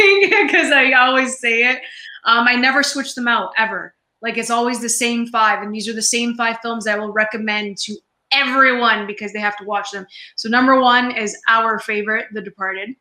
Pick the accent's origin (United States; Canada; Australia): Canada; I'm Canadian